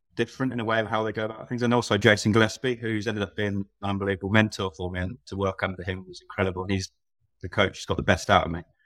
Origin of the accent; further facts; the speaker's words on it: Oxfordshire, South East England, United Kingdom; I grew up in Oxfordshire.